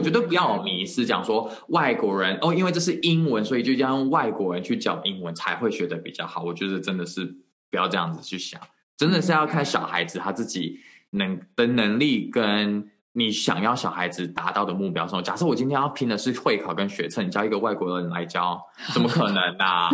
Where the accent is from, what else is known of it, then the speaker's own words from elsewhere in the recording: Taiwan; moved away as an adult; also born or lived in United States; 我之前回来台湾的时候，我就在我以前的公立学校